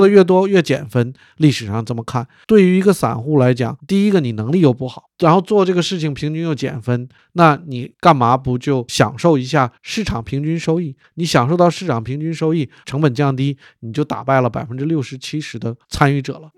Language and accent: Chinese; Harbin, Heilongjiang, China; 我的老家是哈尔滨